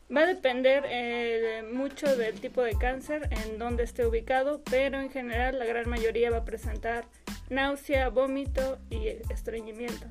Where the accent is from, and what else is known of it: Mexico